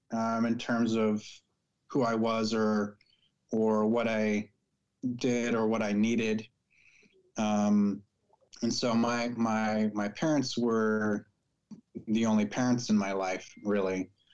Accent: Missouri, United States; also born or lived in Michigan; now in California, United States; Living in California, Spanish is a more common language in some parts than where I grew up in Missouri or in some parts of Michigan.

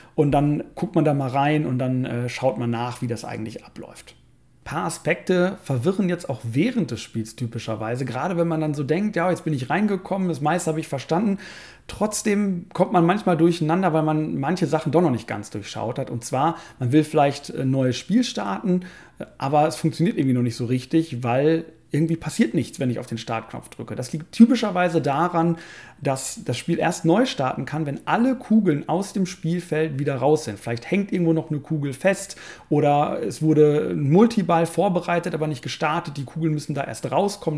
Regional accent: Germany; hier bei uns in Deutschland

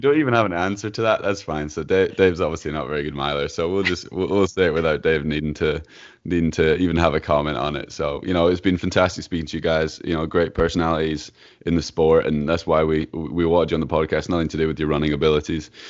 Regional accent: Edinburgh, Scotland, United Kingdom; I'm from Edinburgh in Scotland

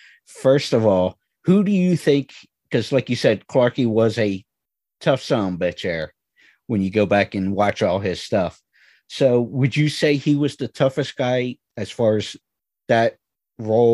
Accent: Philadelphia, Pennsylvania, United States; I grew up in the Philadelphia area

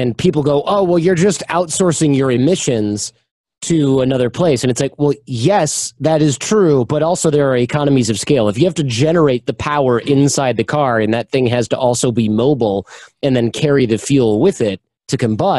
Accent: Michigan, United States; I'm from Michigan

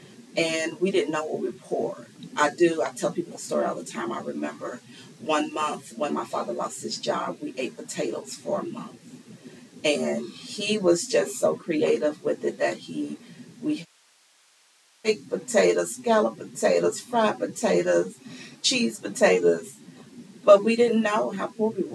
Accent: Louisville, Kentucky, United States; also born or lived in Hempstead, New York; I was born in Hempstead, New York. But at age 2, my mom and our family moved here to Louisville, Kentucky. So, yes, I am a Louisville native

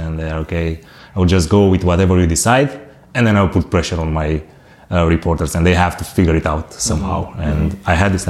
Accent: Romania; moved away as an adult; also born or lived in Bucharest, Romania; now in Berlin, Germany; I just moved to the capital. I'm from Bucharest, from Romania.

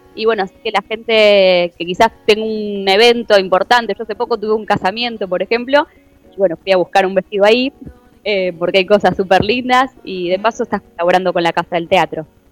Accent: Argentina; como argentinos

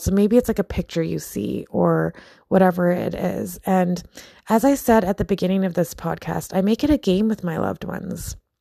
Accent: Philippines; I'm Filipino

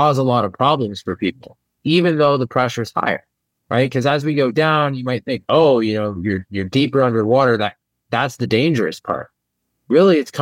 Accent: Indiana, United States; I grew up in Indiana

